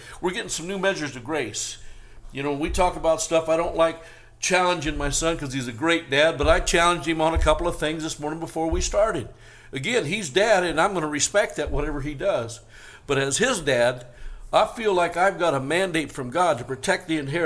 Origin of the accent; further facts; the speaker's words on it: Northern California, United States; now in Las Vegas, United States; I was raised in Northern California, but I was shocked when I moved to Vegas